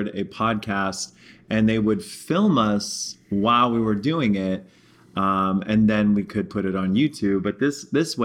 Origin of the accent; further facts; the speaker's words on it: New York City, New York, United States; also born or lived in Pittsburgh, Pennsylvania; now in Texas, United States; I'm from Pittsburgh, which is super hilly and kind of mountainous. And then I grew up in New York City for most of my life.